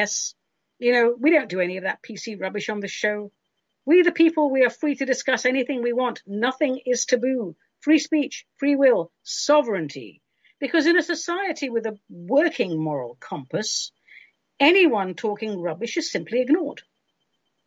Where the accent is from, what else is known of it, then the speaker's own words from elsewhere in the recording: London, United Kingdom; now in United States; when I was growing up in London